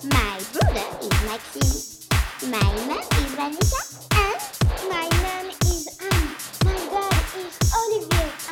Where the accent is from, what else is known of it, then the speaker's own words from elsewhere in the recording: Lausanne, Vaud, Switzerland; English is a second language; We're from Lausanne.